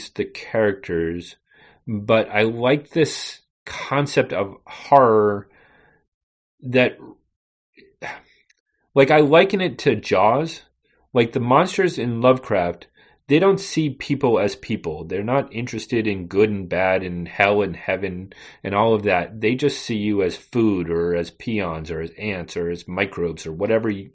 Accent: New England, United States; also born or lived in western Massachusetts; I'm from New England

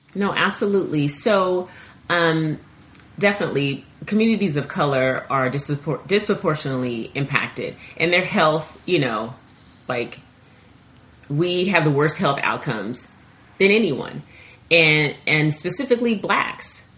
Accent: Seattle, Washington, United States; I grew up in Seattle, Washington

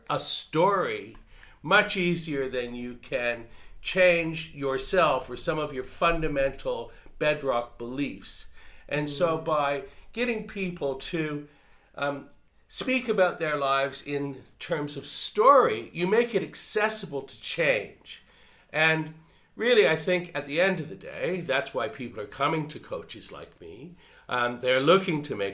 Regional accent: Canada; moved away as an adult; now in Australia; I'm originally from Canada, and so my life is divided into two parts. The first part was in Canada and the second part here in Australia.

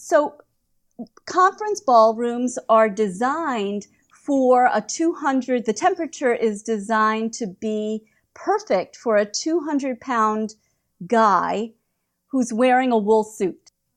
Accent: United States; also born or lived in Prague; I'm an American

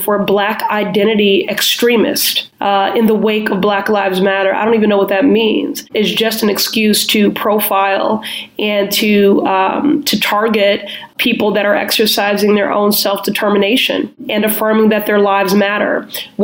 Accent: Chicago, Illinois, United States; now in Boston, United States; I'm originally from Chicago

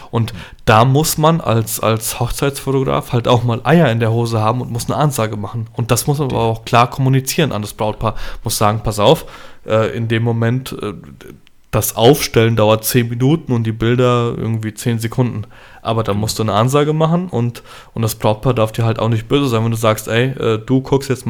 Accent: Poland; ich schwinge da die Polenkeule. Ich sage zum einen, alle Handtaschen bitte zu mir, ich bin Pole.

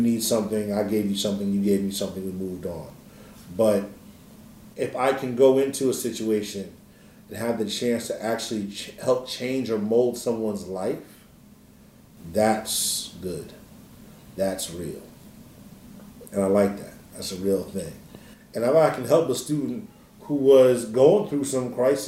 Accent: State College, Pennsylvania, United States; I'm actually from State College, Pennsylvania. Parents came up here from Philadelphia in the 1970s

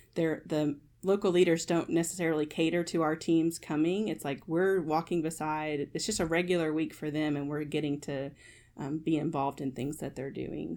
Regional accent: Kentucky, United States; I am born and raised in Kentucky, so I'm a Wildcat fan

